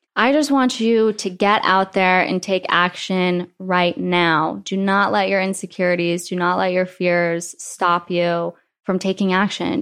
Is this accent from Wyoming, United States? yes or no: yes; Wyoming, United States; moved away; I grew up in Wyoming where everything is just nice.